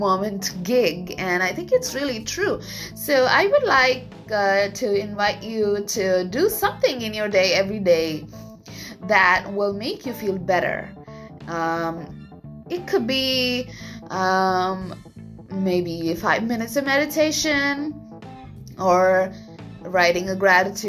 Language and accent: English; India; moved away as an adult; also born or lived in Vietnam; now in Japan; I was born and raised in India for a very long time. That's like 25 years.